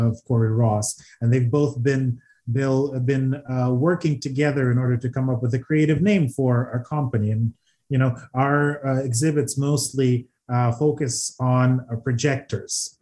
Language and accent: English; Odesa, Odesa Oblast, Ukraine; now in Toronto, Canada; Odessa, Ukraine, a wonderful city on the Black Sea